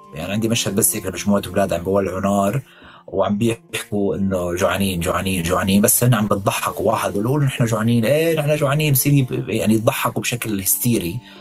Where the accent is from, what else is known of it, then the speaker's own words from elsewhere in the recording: Damascus, Damascus Governorate, Syria; moved away as an adult; انا ابن هذا المكان